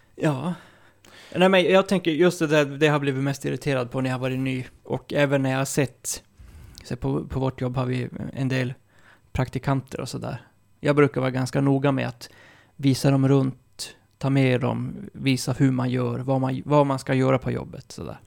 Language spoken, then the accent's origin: Swedish; Malmberget, Norrbotten County, Sweden; där jag kommer ifrån, Malmberget